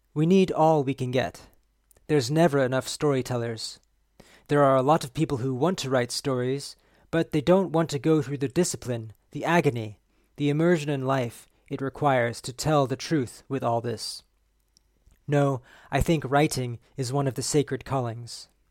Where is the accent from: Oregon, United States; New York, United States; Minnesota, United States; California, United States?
California, United States; San Diego; growing up in San Diego